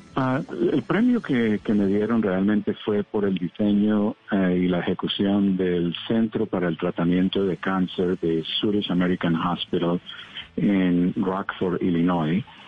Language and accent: Spanish; Colombia; now in United States